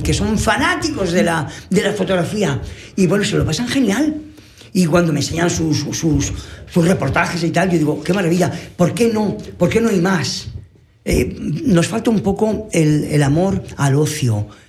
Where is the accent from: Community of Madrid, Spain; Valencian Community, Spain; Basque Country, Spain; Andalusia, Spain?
Valencian Community, Spain; Dolores; moved away; mi pueblo Dolores